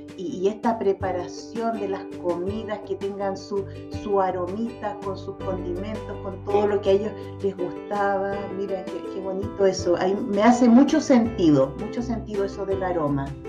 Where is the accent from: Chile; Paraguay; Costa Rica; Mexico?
Chile; yo soy chilena, nací en Chile